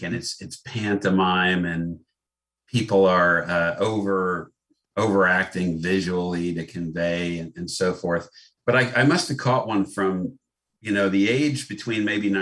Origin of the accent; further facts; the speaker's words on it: New Jersey, United States; moved away; also born or lived in Ireland / Baltimore; Growing up in New Jersey